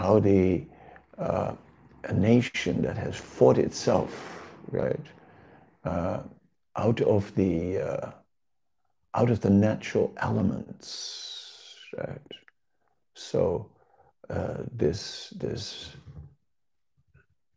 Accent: Netherlands; I was born in the Netherlands.

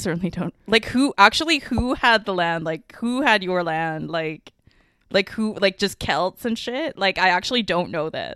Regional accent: Canada; first language Mandarin; I'm Canadian

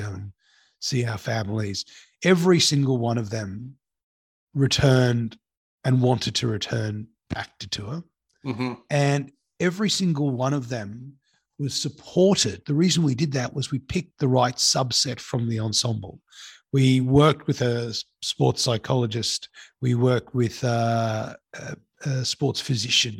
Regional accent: Sydney, New South Wales, Australia; also born or lived in Cape Town, South Africa; I went to school in Sydney

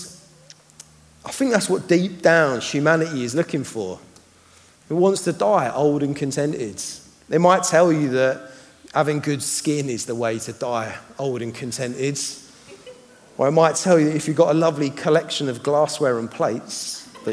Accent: United Kingdom; I'm a Brit

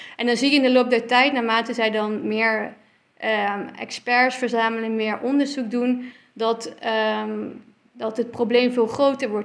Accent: Netherlands; also born or lived in Belgium; ik kwam daar als Nederlander

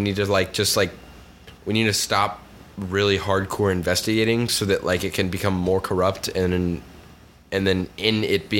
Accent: the South, United States; I'm from the South

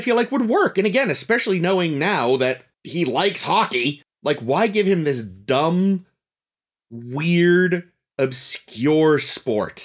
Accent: Northeast, United States; we're from the Northeast

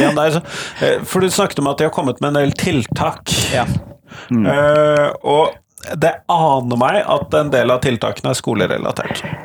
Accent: Southern Norway, Norway; Som søring

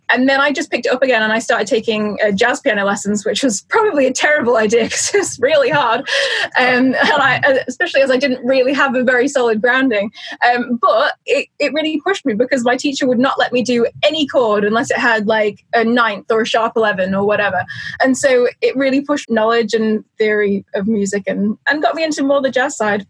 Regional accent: Isle of Man; moved away as an adult; now in York, United Kingdom; I actually come from the Isle of Man, uh, which is this tiny little place in the middle of the Irish Sea

